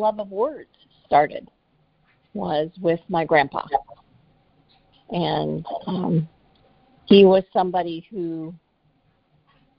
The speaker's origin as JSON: {"language": "English", "town": "Joliet", "region": "Illinois", "country": "United States", "tie": "born or raised there", "said": "I grew up in Joliet, Illinois, which is about 45 minutes to the southwest of Chicago"}